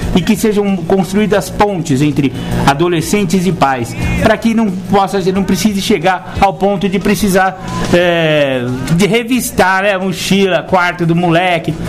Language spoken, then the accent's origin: Portuguese; São Paulo, Brazil; also born or lived in Mato Grosso do Sul; No caso de São Paulo, que foi a cidade onde eu cresci, nasci. Não, na verdade eu nasci lá no, Rio, eh, Mato Grosso do Sul. Só que eu cresci com 15 dias de idade, eu já estava em São Paulo, então eu posso me considerar um paulistano